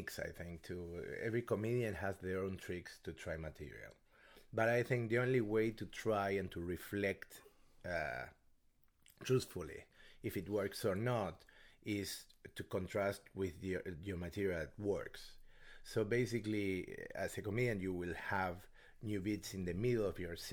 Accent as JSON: {"language": "English", "country": "Argentina", "also_born_or_lived": "Norway / New York", "second_language": "English", "moved": "yes"}